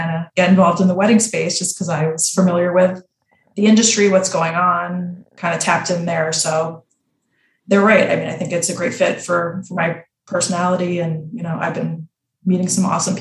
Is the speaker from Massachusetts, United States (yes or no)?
yes; Boston, Massachusetts, United States; moved away as an adult; also born or lived in New York; I'm from Boston originally